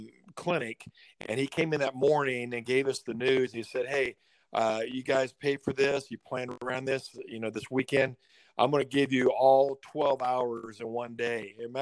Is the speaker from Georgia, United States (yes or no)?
no; Southern California, United States; moved away; I grew up in Southern California.